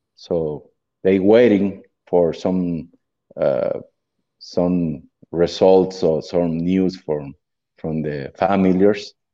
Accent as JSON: {"language": "English", "country": "Mexico", "second_language": "English", "said": "I'm from Mexico"}